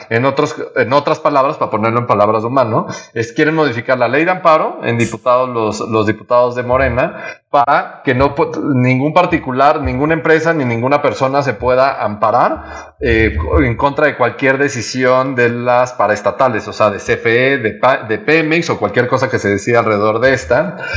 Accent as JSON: {"language": "Spanish", "country": "Mexico", "said": "como mexicanos y como gobierno mexicano"}